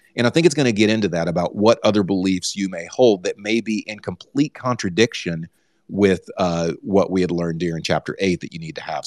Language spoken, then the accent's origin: English; Texas, United States; now I am from Texas